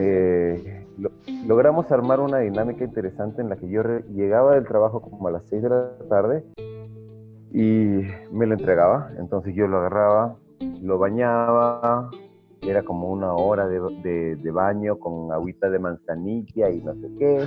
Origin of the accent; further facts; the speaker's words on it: Peru; habiendo vivido muchos, muchos, muchos años de, mi infancia en Perú